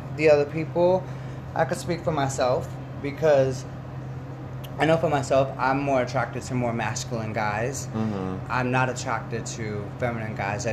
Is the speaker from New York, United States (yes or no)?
yes; New York, United States; moved away as an adult; now in Los Angeles, United States; I was from New York